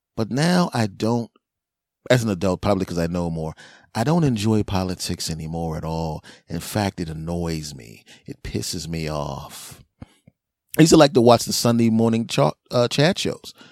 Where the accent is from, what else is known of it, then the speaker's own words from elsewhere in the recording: Philadelphia, Pennsylvania, United States; moved away; my hometown of Philly